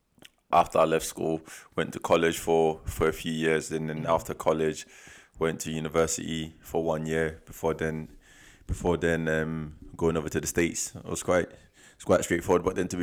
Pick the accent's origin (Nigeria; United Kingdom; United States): United Kingdom; Hackney, London; now in Scotland; But then I think what happened was I came from London. Uh-huh. And London, East London, Hackney.